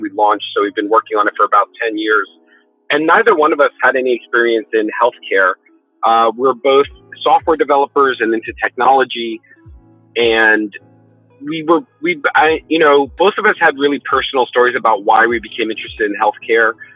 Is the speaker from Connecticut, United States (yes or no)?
no; New York City, New York, United States; I, was born and raised in New York City